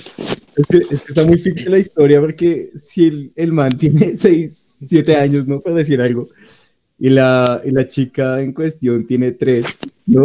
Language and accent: Spanish; Colombia; donde nos tratan a los colombianos